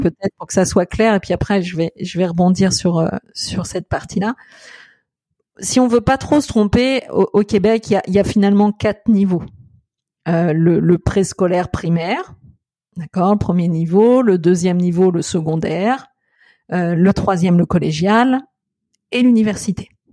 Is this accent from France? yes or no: yes; France; chez nous en France